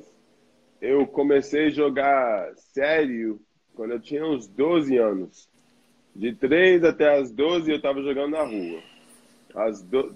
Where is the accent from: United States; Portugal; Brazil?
United States; New York; Portuguese is a second language; moved away as an adult; now in Australia; eu cresci em Nova York, uh, numa cultura brasileira, uh, frequentando uma igreja brasileira e comendo e falando português direto em casa